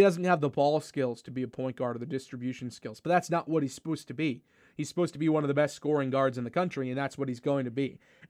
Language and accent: English; Massachusetts, United States; I'm from Massachusetts.